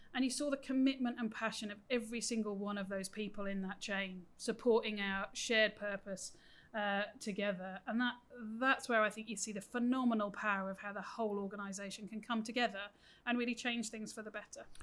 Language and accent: English; United Kingdom; moved away as an adult; now in New South Wales, Australia; as my accent gives away, I grew up in the UK